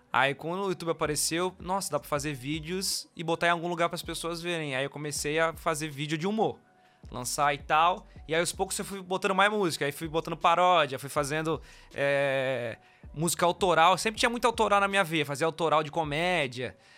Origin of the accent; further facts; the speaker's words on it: Florianópolis, Santa Catarina, Brazil; eu sou de Floripa e eu nasci num bairro chamado Tapera, que é um, um bairro mais de periferia, lá de Florianópolis. Aqui de Florianópolis, no caso, né?